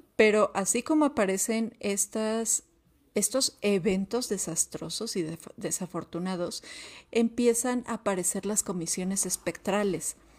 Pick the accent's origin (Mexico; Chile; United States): Mexico; como mexicanos